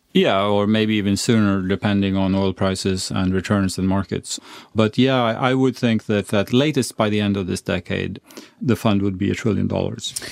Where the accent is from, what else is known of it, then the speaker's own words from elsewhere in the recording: Sweden; now in Norway; I was born in Sweden, but I'm glad I live in Norway